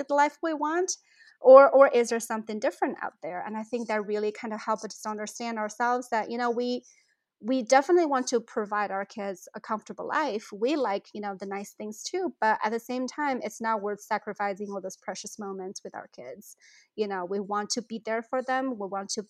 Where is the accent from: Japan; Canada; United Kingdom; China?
China; moved away as an adult; now in St. Louis, United States; I grew up in China